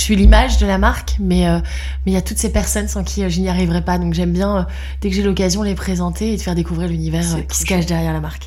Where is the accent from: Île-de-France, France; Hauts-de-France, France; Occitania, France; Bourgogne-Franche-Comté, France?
Hauts-de-France, France; Lille; now in Brussels, Belgium; je vis à Bruxelles depuis 12 ans euh, et je suis lilloise d'origine.